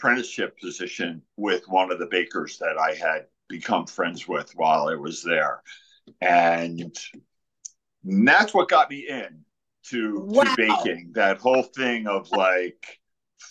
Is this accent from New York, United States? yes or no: no; New Jersey, United States; I'm from Jersey, so you know you grow up with the Sopranos